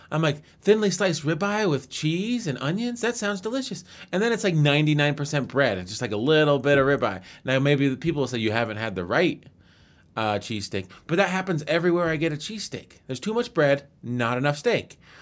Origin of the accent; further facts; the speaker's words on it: United States; being American